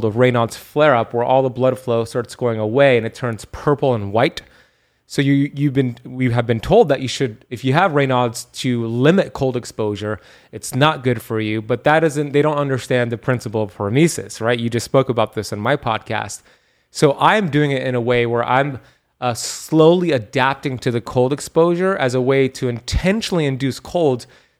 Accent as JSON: {"language": "English", "town": "Miami", "region": "Florida", "country": "United States", "said": "I'm from Miami and I'm heat adapted."}